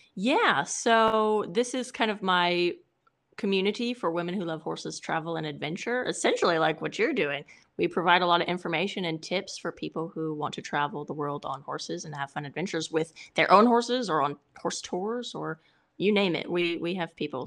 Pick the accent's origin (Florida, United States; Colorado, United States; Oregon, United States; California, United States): California, United States; I'm Californian